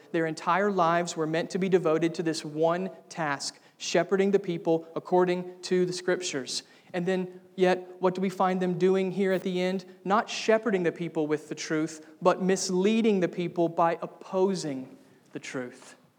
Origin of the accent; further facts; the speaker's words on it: United States; I was born in America